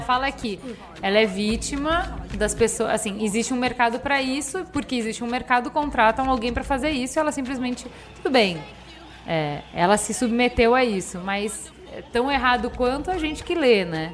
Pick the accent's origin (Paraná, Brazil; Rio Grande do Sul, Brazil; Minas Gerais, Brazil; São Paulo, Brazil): Rio Grande do Sul, Brazil; eu sou gaúcha